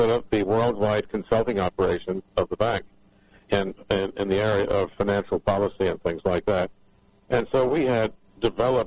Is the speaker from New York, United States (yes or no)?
yes; New York City, New York, United States; also born or lived in Chicago; I come from New York City